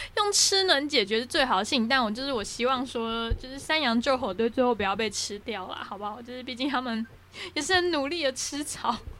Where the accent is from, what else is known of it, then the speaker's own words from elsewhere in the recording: Taiwan; 我们台湾人